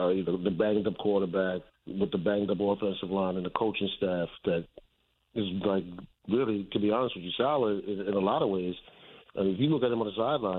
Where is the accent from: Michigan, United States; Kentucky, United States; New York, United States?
New York, United States; New York City; I grew up in the South Bronx